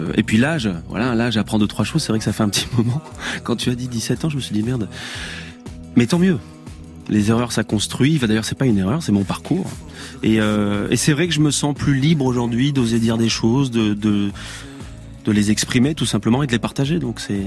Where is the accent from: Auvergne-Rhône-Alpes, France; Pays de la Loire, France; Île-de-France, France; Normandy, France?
Auvergne-Rhône-Alpes, France; Ardèche; moved away; also born or lived in Paris / Drôme; je viens d'Ardèche.